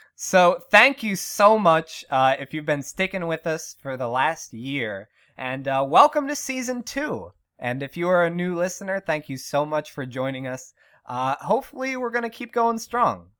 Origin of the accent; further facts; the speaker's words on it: Western Pennsylvania, United States; Born and raised in Western P